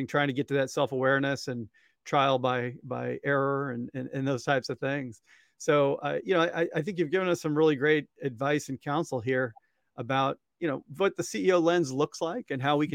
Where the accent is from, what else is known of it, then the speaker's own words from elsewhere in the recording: Columbia, Missouri, United States; the high school where I went in Columbia, Missouri. And you know I'm from Missouri because that's how I say it